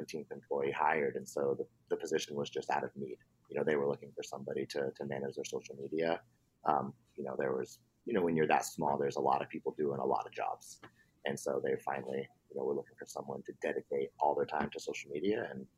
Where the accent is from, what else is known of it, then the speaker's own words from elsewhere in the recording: Oregon, United States; also born or lived in Alabama; now in San Francisco Bay Area, United States; I grew up in Oregon